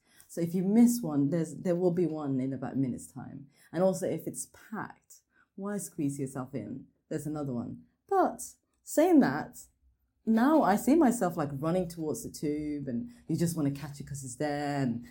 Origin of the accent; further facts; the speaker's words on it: Norway; now in Birmingham, United Kingdom; growing up in Norway, I very much felt like I was a Norwegian.